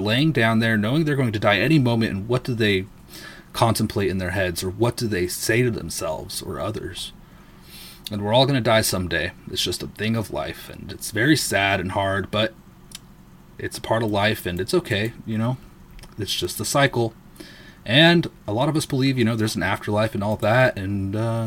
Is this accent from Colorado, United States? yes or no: no; Southern California, United States; I was born in Southern California